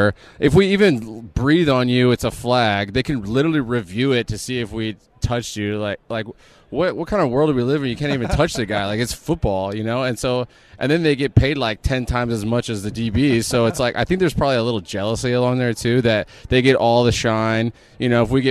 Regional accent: San Antonio, Texas, United States; I grew up in San Antonio

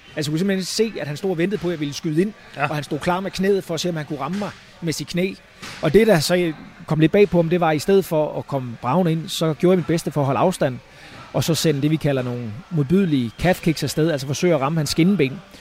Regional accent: Falster, Zealand, Denmark; moved away as an adult; now in United States; fra, øh, fra Falster, og mange hjemme på Falster kender mig jo

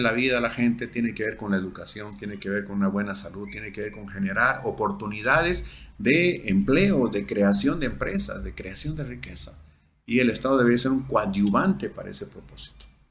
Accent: Bolivia; todos somos bolivianos

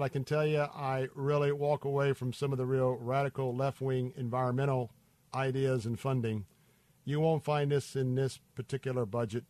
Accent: Tampa, Florida, United States; the river here in my hometown of Tampa.

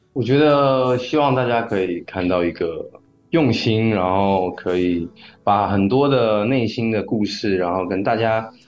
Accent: Changhua County, Taiwan; moved away as an adult; also born or lived in Taipei; 其实我大学就是来台北念书，然后我的老家其实是在彰化

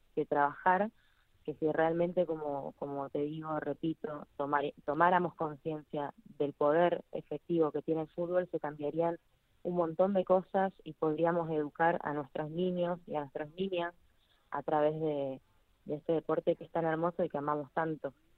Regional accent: Argentina; nuestra historia como argentinos

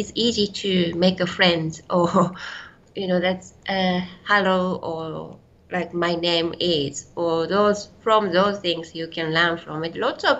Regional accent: Shizuoka, Japan; I'm from Shizuoka prefecture. It's 300K from Tokyo.

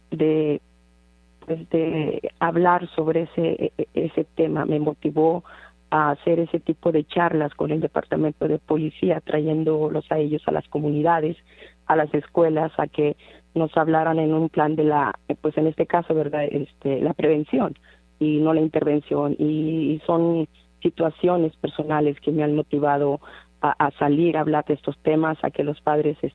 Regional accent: Monterrey, Nuevo León, Mexico; now in Dallas, United States; yo soy eh, de Monterrey, Monterrey, Nuevo León. Allí nací, ahí crecí

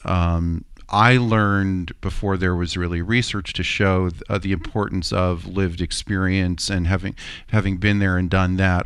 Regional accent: Middletown, United States; I grew up in Middletown.

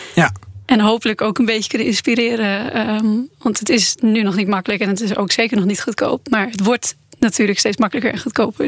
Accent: Netherlands; ik kom uit Nederland

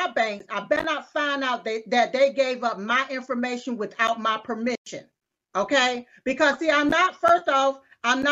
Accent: United States; I was born right here in America

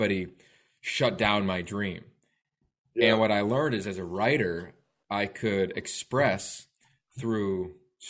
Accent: Pennsylvania, United States; moved away as an adult; now in Salt Lake City, United States; I was in the middle of Pennsylvania. Tiny town of 2,500 people.

